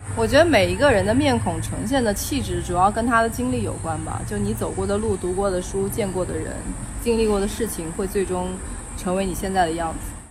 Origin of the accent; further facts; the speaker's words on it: Hunan, China; 我说我不是老北京，我说我是个湖南人